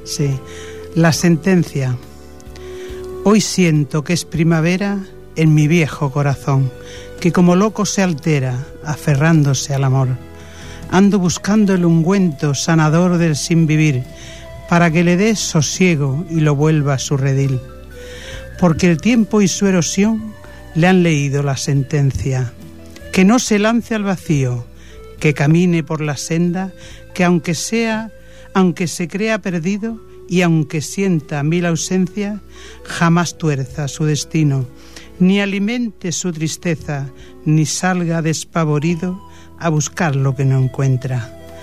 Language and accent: Spanish; Belalcázar, Andalusia, Spain; now in Barcelona, Spain; Por mi tierra, por Andalucía, Belarcázar, Córdoba, ese es mi pueblo